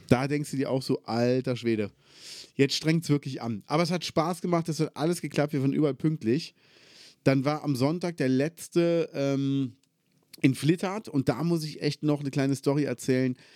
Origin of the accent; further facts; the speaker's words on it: Cologne, North Rhine-Westphalia, Germany; moved away; Ich bin halt Multikulti aufgewachsen in Köln